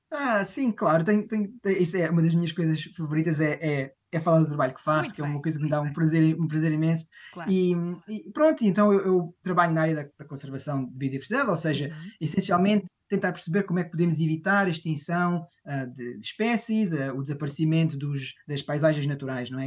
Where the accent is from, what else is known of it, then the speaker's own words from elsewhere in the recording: Portugal; moved away as an adult; now in Oxford, United Kingdom; como português, muitas vezes quando pensa em chá, na realidade pensa em infusões